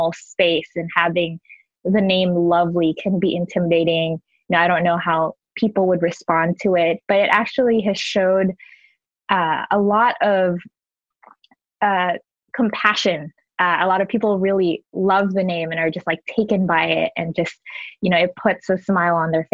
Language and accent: English; Manila, Metro Manila, Philippines; now in Washington, D.C., United States; I grew up in the Philippines. Manila is my first home.